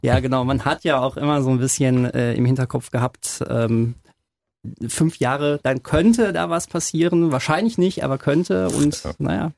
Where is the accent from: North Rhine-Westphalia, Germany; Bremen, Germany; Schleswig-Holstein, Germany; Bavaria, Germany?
North Rhine-Westphalia, Germany; Hamm area; ich bin groß geworden hier. Also muss man einfach so sagen, ich bin ähm, Bödenah und in Unna zur Schule gegangen